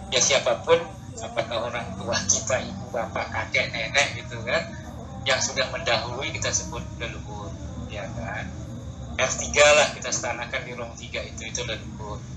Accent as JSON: {"language": "Indonesian", "town": "Singaraja", "region": "Bali", "country": "Indonesia", "tie": "born or raised there", "said": "1980 dan tidak serentak pun kalau ada ogoh di seluruh Bali tidak di kampung saya"}